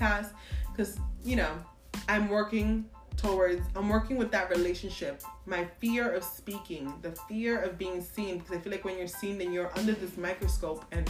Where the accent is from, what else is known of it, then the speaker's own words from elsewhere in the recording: New York, United States; I'm from New York